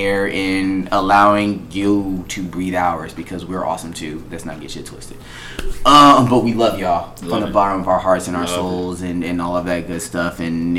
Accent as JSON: {"language": "English", "town": "Long Beach", "region": "California", "country": "United States", "said": "It's gonna look like the Long Beach Ocean. Mm-hmm. Trust me, I know, I'm from Long Beach."}